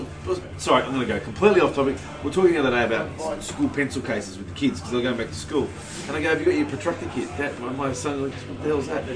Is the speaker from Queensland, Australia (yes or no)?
no; Sydney, New South Wales, Australia; also born or lived in Strathfield; I grew up in Maroubra